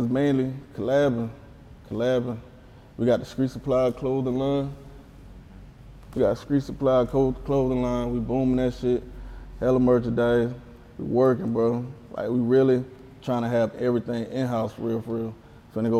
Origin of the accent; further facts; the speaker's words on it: near Vance, South Carolina, United States; in Vance, South Carolina. That's right next to my hometown